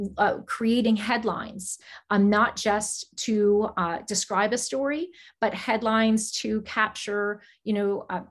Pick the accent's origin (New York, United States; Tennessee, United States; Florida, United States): Florida, United States; South; also born or lived in New Jersey; my parents relocated to South Florida, and that's where I went to school